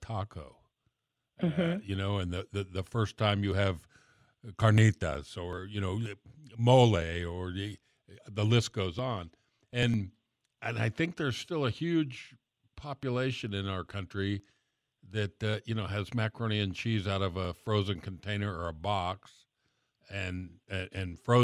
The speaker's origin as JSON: {"language": "English", "town": "Miami", "region": "Florida", "country": "United States", "tie": "born or raised there", "said": "I grew up in South Florida in Miami, South Miami"}